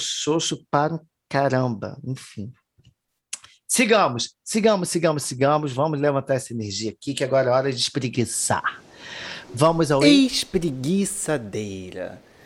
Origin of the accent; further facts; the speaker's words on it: Brazil; first language Portuguese; E não que eu não seja, né? Sou